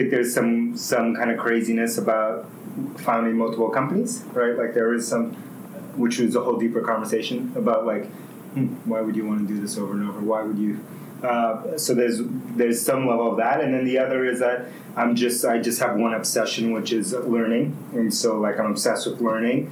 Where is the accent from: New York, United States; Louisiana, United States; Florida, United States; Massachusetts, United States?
New York, United States; New York City; first language Spanish; English is a second language; also born or lived in Bronx, New York; I was born in the Bronx, New York, and then grew up in Queens, New York. So I moved to Queens when I was 5, grew up there